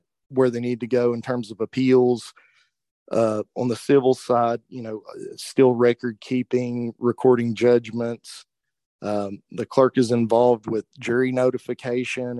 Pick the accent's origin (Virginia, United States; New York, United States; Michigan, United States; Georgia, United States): Virginia, United States; Norton; I was born and raised in Norton, Virginia